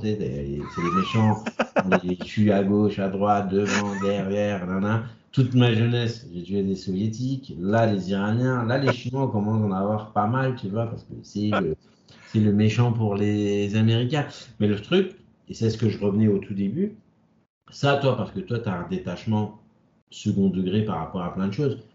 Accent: France; on est français

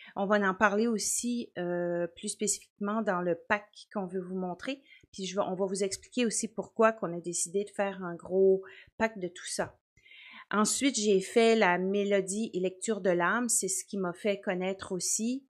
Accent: Quebec, Canada; now in New Brunswick, Canada; j'habite au Nouveau-Brunswick. Ça, c'est juste la province à côté du Québec. mais je suis native du Québec

